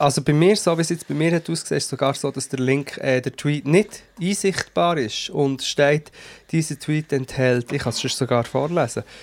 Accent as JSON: {"language": "German", "country": "Switzerland"}